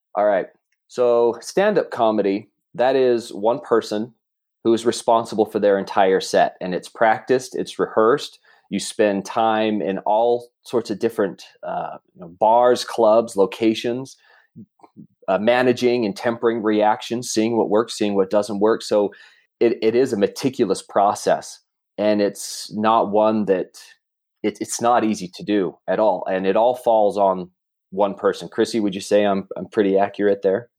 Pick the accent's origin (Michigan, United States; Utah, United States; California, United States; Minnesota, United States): Utah, United States; South Jordan; also born or lived in Russia / Murray, Utah; South Jordan, South Jordan, Utah